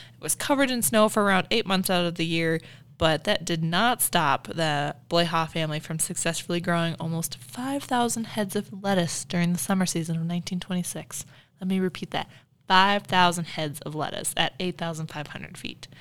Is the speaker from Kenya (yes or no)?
no; Illinois, United States; now in Wyoming, United States; I'm from the Midwest